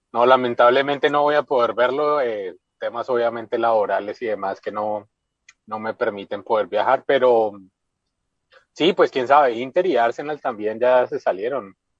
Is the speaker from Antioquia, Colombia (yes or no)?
no; Bogotá, Colombia; also born or lived in Ibagué, Tolima; yo nací en Ibagué, eh, pero pues desde que yo tengo, desde que yo tenía un año yo vivo en Bogotá, entonces digamos rolo por, por herencia o bueno pues por tiempo vivido en, Bogotá